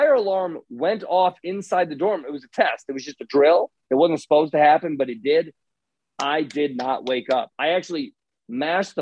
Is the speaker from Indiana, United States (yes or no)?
yes; Indiana, United States; moved away; I grew up in Indiana.